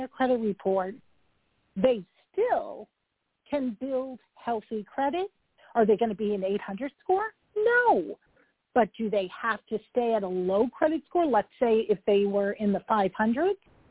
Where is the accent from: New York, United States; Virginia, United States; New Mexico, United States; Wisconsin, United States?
New York, United States; I'm a New Yorker